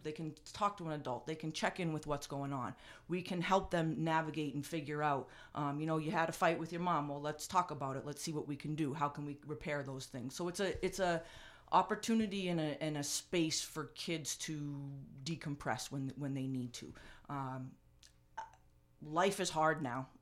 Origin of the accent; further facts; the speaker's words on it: North Andover, Massachusetts, United States; the community that, uh, I grew up in and, and had a chance to, um, give back to the town that gave so much to me